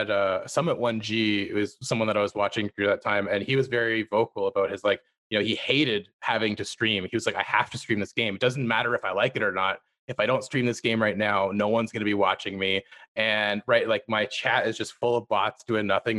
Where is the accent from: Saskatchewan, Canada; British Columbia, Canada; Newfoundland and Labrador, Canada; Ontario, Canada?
Ontario, Canada; near Ottawa; my hometown near Ottawa